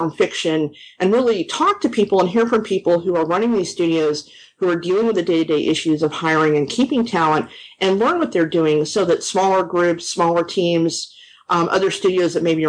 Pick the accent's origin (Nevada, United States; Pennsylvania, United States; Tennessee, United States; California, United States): California, United States; Los Angeles; moved away as an adult; now in Austin, United States; I'm actually originally from Los Angeles